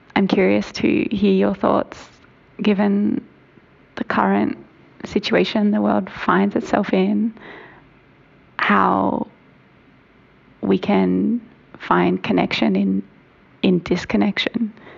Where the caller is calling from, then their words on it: Melbourne, Victoria, Australia; I'm calling from Melbourne, Australia